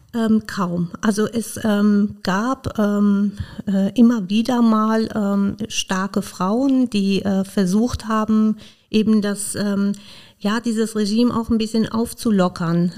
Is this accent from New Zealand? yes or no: no; Iran; now in Koblenz, Germany; Ich komme ursprünglich aus dem Iran